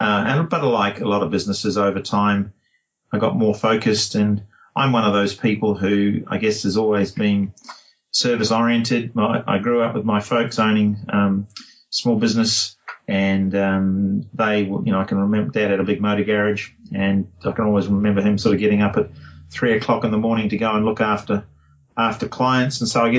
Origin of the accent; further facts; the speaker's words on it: New Zealand; now in Perth, Australia; And then I moved to Perth from New Zealand in 1982